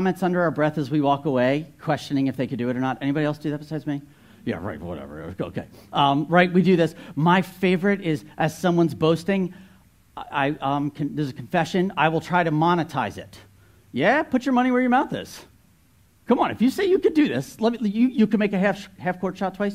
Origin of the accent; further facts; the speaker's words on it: New Jersey, United States; moved away; I grew up in North Jersey.